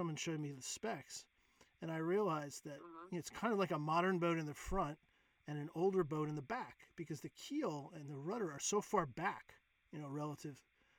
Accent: Rhode Island, United States; I was from Rhode Island.

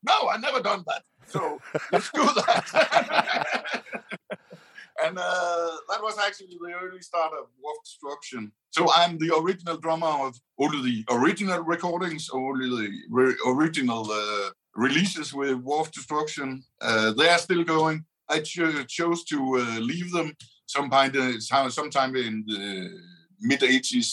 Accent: Aarhus, Central Denmark Region, Denmark; so that's where I'm from, and I've lived all my life

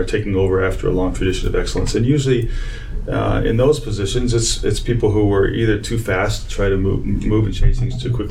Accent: Arizona, United States; moved away as an adult; also born or lived in Texas / New York; now in Illinois, United States; I grew up in Arizona.

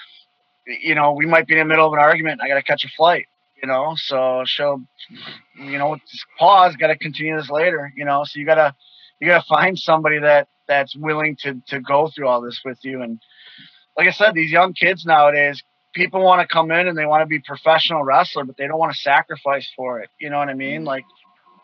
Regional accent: Milwaukee, Wisconsin, United States; born or raised there

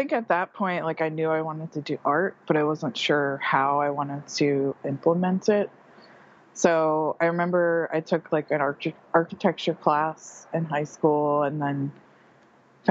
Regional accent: New Jersey, United States; moved away as an adult; also born or lived in Hampton, New Jersey; now in Bloomington-Normal, United States; I was born and raised in New Jersey, and I moved around a lot when I was younger and ended up in Hampton, New Jersey

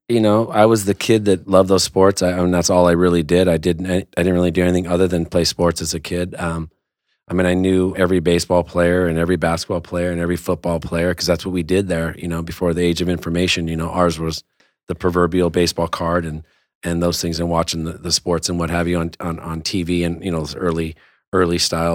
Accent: West Covina, California, United States; we're both from West Covina.

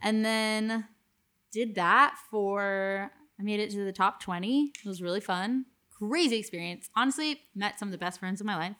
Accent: Miami, Florida, United States; moved away; I was obviously from Miami originally

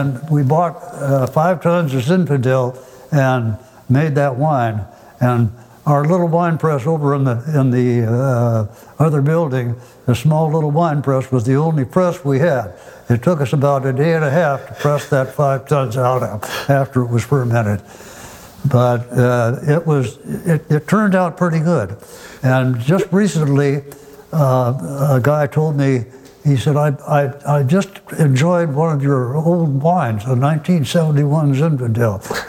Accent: Forest Grove, Oregon, United States; I was born and raised in Forest Grove

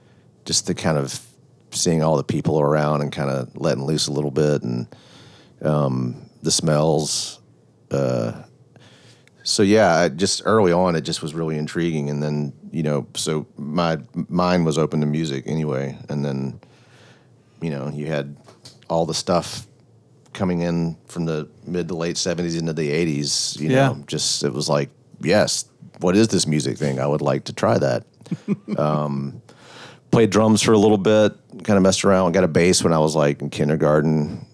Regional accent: Memphis, Tennessee, United States; born or raised there

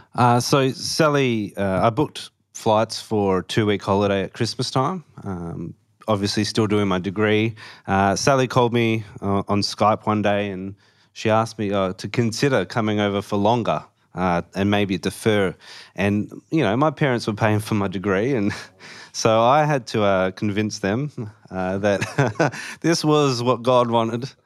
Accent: Perth, Western Australia, Australia; moved away as an adult; also born or lived in Melbourne, Victoria / Warrnambool, Victoria; I'm obviously from Perth, but I was born in Melbourne

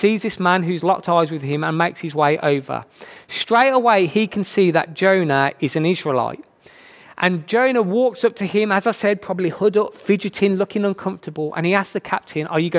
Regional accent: Birmingham, West Midlands, United Kingdom; accent: Brummie; I'm from Birmingham. You can probably tell by my very attractive accent, I am a Brummie.

